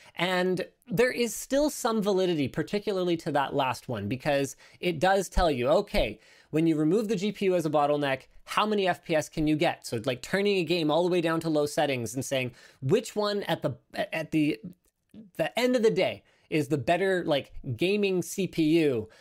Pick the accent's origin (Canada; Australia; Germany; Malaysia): Canada; I'm Canadian